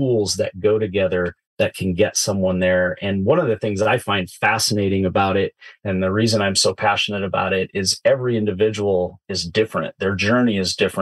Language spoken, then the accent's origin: English; Southern Oregon, United States; I grew up in Southern Oregon. I've been a Pacific Northwest native for my entire life.